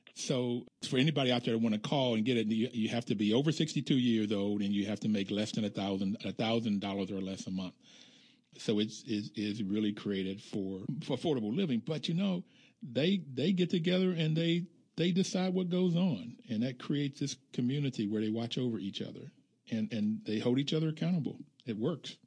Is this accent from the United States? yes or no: yes; United States; being African American, growing up in America